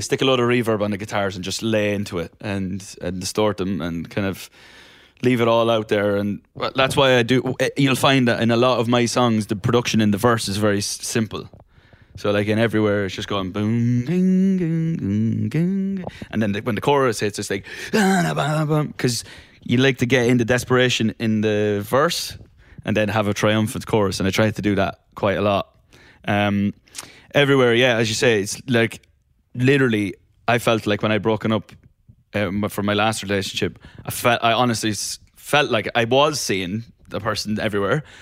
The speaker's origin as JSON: {"language": "English", "country": "Ireland", "tie": "born or raised there", "also_born_or_lived": "London", "moved": "yes", "lives_now": "Los Angeles, United States", "said": "I grew up in Ireland where it rain, rains for about three hundred and sixty days of the year"}